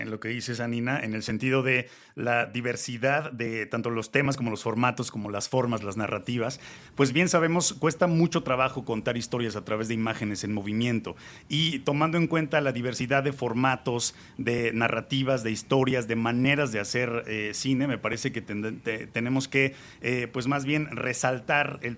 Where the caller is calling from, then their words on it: Mexico City, Mexico; Lo saludo desde la Ciudad de México